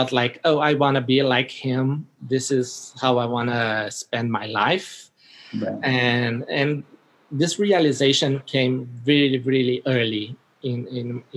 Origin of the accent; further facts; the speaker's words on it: Brazil; I was born in Brazil